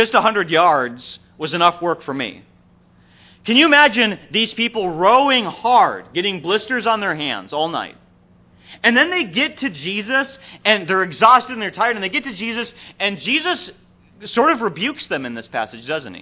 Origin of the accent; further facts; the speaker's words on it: Minnesota, United States; growing up in Minnesota